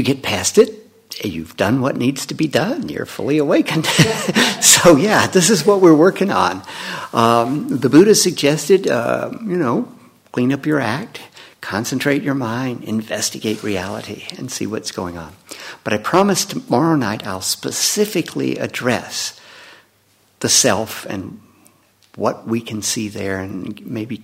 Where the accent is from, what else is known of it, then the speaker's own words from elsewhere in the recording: Leland, Mississippi, United States; growing up in Leland, Mississippi